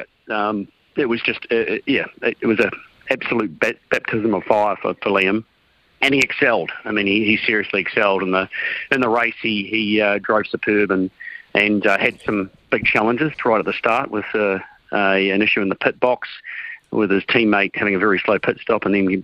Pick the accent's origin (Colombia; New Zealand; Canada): New Zealand; as a Kiwi